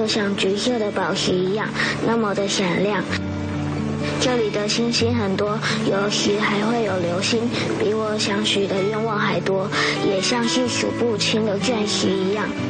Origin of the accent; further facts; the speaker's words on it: Kenting, Pingtung County, Taiwan; 我是个从小在垦丁长大的小孩，所以对这里很了解。